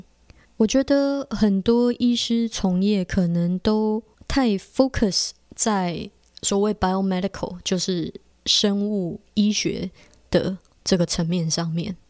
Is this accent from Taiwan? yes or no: yes; Taiwan; now in Canada; 我是在加拿大，我不是加拿大的原住民，我也不是。好几代都在加拿大的白人，我就是一个从台湾来移民到加拿大的移民家庭